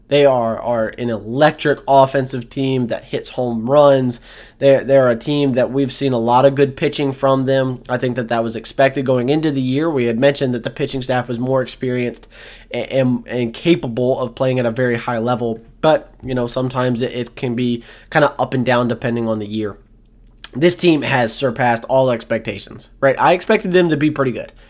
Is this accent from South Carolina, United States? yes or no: yes; Florence, South Carolina, United States; true freshman from Florence, South Carolina, my hometown